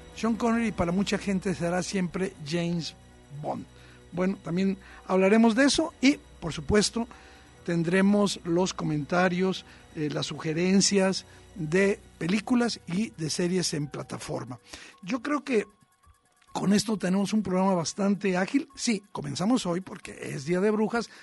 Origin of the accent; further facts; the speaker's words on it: Tijuana, Baja California, Mexico; Yo crecí en la frontera, yo crecí en Tijuana